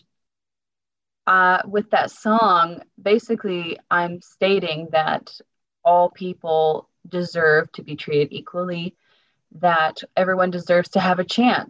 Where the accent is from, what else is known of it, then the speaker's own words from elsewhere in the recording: Portland, Oregon, United States; now in Christchurch, New Zealand; we're both from Oregon